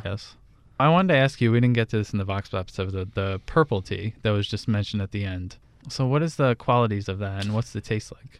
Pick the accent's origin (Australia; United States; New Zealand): United States; New Jersey; I grew up in New Jersey, an Italian family